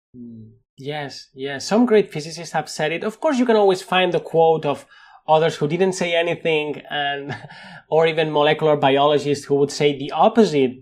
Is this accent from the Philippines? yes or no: no; Spain; accent: Spanish; English is a second language; with my Spanish accent